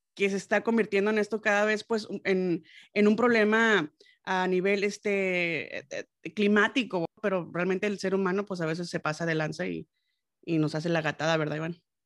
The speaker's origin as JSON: {"language": "Spanish", "town": "Los Mochis", "region": "Sinaloa", "country": "Mexico", "moved": "yes", "said": "yo soy de los Mochis, Sinaloa"}